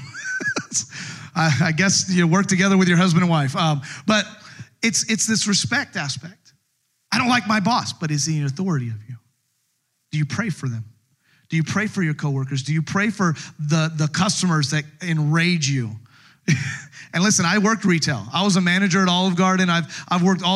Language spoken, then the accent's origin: English; United States; as an American